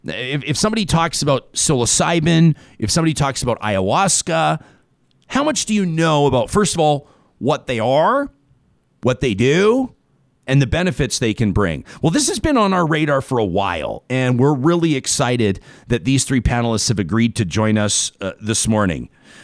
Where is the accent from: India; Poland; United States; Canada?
Canada; And I'm a Canadian, and that doesn't infer ownership of me.